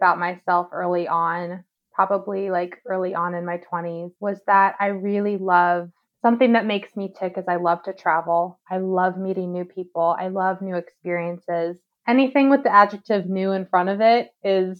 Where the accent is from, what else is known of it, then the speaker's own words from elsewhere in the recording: Kentucky, United States; moved away as an adult; also born or lived in Middle East; I was born and raised in Kentucky in the South